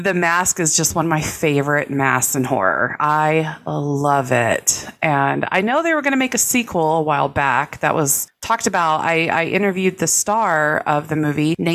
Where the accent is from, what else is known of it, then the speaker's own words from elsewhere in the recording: North Texas, United States; I'm from North Texas